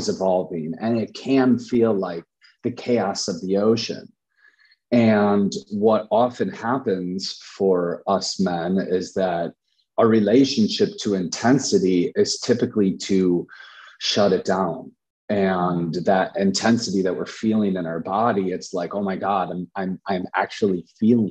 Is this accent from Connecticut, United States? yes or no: no; Chicago, Illinois, United States; I'm from Chicago, and Chicago is pretty dense and it's really high activity.